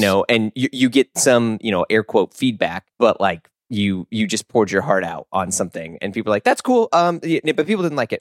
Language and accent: English; Missouri, United States; moved away as an adult; I grew up not in the South, but everyone thinks Missouri is the South